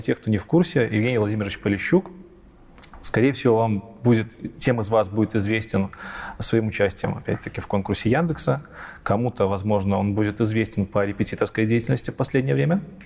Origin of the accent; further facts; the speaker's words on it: Minsk, Belarus; У нас в Минске, я, живу, я из Минска, в Беларуси